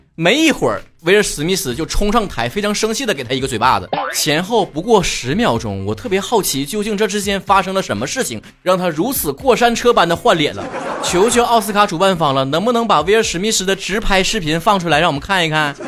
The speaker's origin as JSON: {"language": "Chinese", "country": "China", "tie": "born or raised there", "said": "我深在国内"}